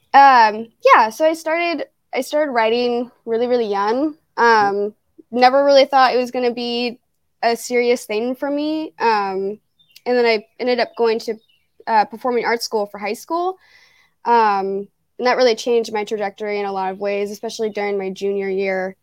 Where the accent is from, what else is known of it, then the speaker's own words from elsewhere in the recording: Fairborn, Ohio, United States; also born or lived in Dayton, Ohio; I grew up in Fairborn.